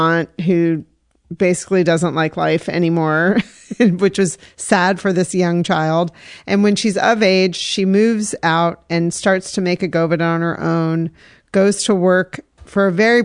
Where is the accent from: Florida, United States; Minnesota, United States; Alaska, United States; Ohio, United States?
Ohio, United States; I'm from Ohio